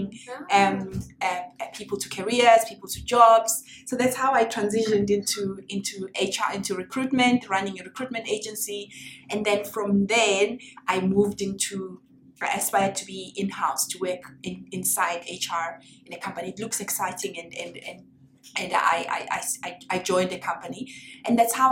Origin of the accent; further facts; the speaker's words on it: South Africa; moved away; I'm from South Africa. I started my career in South Africa.